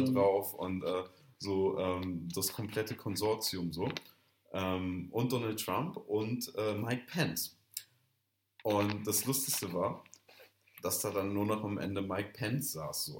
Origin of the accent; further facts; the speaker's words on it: Germany; als äh, Deutscher